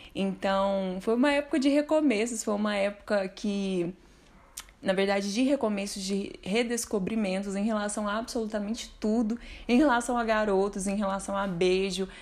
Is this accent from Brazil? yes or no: yes; Uberlândia, Minas Gerais, Brazil; eu sou de Uberlândia, Minas Gerais